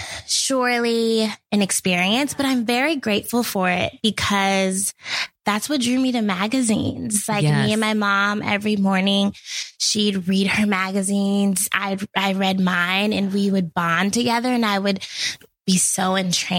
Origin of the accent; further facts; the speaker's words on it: Portland, Oregon, United States; moved away as an adult; now in New York, United States; I grew up in Portland, Oregon.